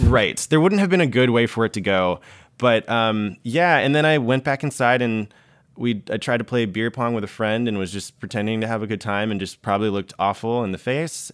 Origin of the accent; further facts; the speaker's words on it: the South, United States; now in New York, United States; I came from the South where everyone is trying to get married